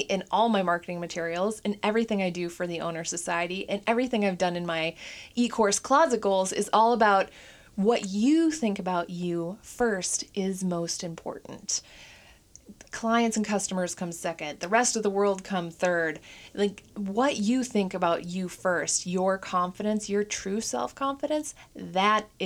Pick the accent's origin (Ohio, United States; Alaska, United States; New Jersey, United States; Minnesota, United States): Minnesota, United States; now in Portland, United States; I'm from Minnesota